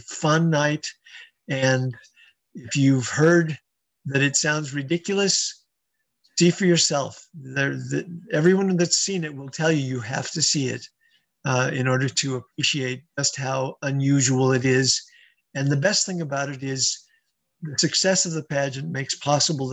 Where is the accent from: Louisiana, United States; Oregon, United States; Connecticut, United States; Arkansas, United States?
Oregon, United States; Central; moved away; I grew up on a ranch in Central Oregon where the nearest neighbor was 6 miles away